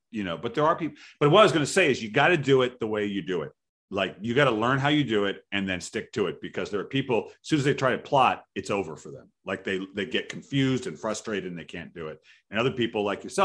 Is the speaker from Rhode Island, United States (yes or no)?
yes; Providence, Rhode Island, United States; now in Seattle, United States; I wrote about Providence, where I was from